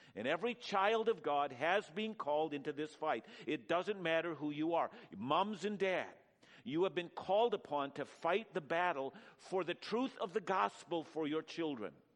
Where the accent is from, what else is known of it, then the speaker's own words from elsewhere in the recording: Canada; I'm a Canadian through and through